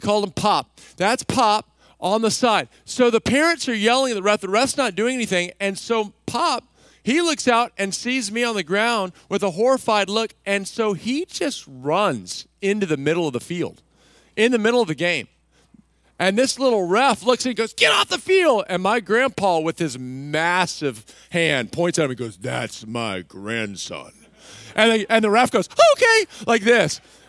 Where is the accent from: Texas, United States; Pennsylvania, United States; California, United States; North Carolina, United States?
Texas, United States; Remember, I grew up in Texas.